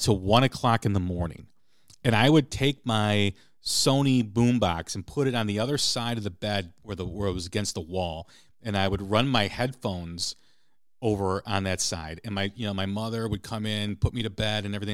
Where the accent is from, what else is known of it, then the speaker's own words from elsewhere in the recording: Chicago, Illinois, United States; growing up in Chicago